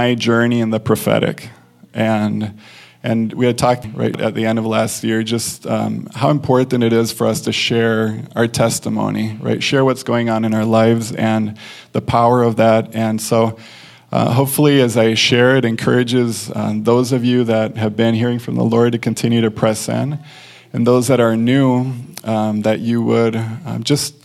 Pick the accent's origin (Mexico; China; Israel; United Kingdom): Mexico; moved away; I grew up in Mexico